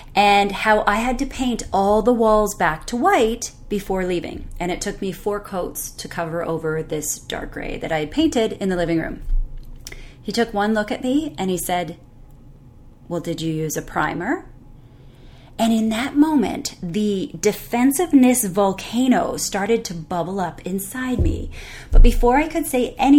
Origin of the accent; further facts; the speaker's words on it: Canada; I'm Canadian